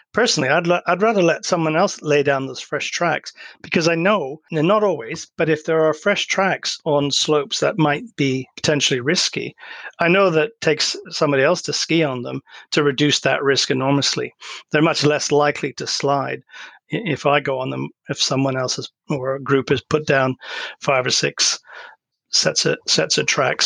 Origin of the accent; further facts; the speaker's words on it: Canada; moved away; I grew up in Canada too